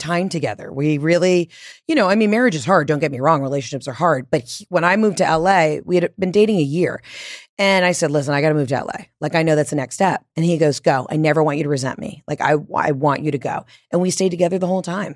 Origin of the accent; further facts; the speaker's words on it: the South, United States; moved away as an adult; also born or lived in Atlanta / New York / Los Angeles; I'm from the South, and I lean into